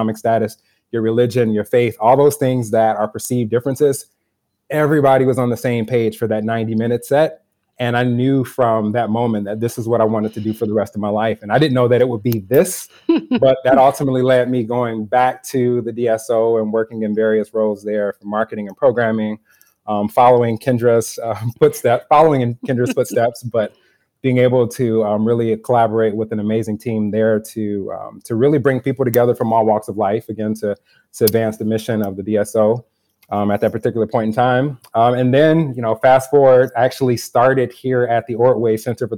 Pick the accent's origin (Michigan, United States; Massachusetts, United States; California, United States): Michigan, United States; Detroit; moved away as an adult; now in St. Paul, United States; I'm originally from Detroit, Michigan. I actually spent my entire professional and personal life there up until recently, where I uprooted everything that I knew and moved to St. Paul. But I would say just growing up in Detroit